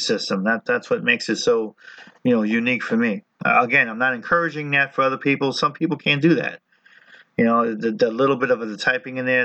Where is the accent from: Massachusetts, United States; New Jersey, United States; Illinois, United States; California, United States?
New Jersey, United States; I'm Italian, I'm from New Jersey